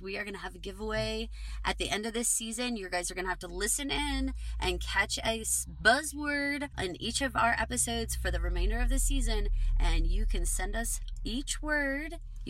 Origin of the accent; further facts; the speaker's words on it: Texas, United States; I'm from Texas